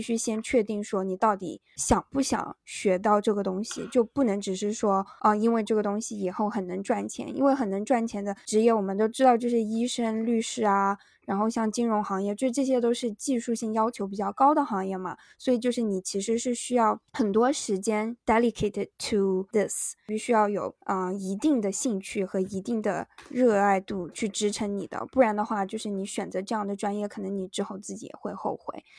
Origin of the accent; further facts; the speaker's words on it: Yunnan, China; moved away as an adult; also born or lived in Tianjin; now in New York, United States; 我们当时高中是云南最好的高中